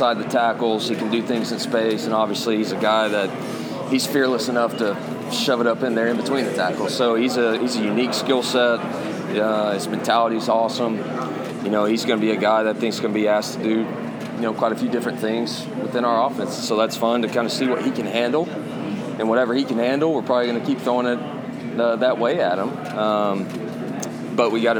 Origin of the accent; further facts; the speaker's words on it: Muleshoe, Texas, United States; moved away; I grew up in Muleshoe, Texas. There's no water